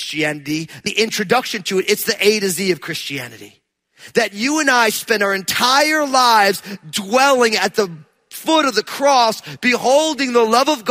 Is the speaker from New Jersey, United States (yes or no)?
yes; New Jersey, United States; I'm from New Jersey